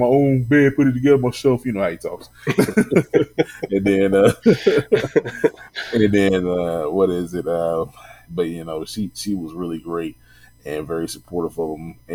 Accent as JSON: {"language": "English", "town": "Louisville", "region": "Kentucky", "country": "United States", "tie": "born or raised there", "said": "in my hometown"}